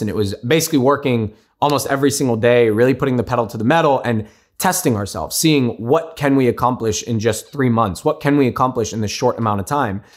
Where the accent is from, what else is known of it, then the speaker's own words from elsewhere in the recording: United States; I'm first generation born and raised in the States.